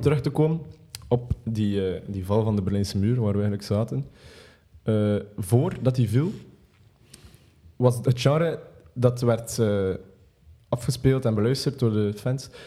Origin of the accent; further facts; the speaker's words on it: Belgium; als Belg.